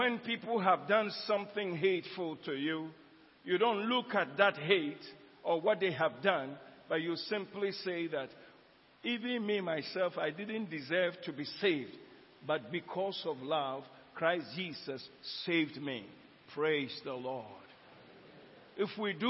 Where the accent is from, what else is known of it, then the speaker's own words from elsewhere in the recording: Ghana; in Ghana here, not Nigeria, my hometown, in Ghana here